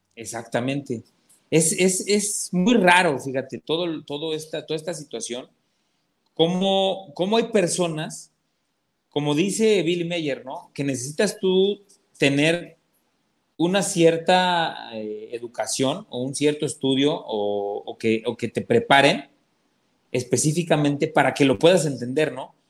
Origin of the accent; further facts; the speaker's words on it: Atlixco, Puebla, Mexico; moved away; yo soy de allá de Puebla y Atlimeya ya está muy cerca de Atlisco, este, la, ciudad donde, donde nosotros, este, nosotros, vivimos muchos años